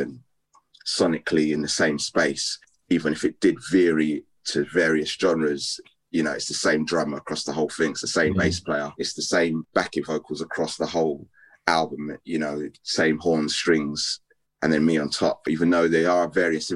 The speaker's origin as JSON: {"language": "English", "country": "United Kingdom", "said": "me being British"}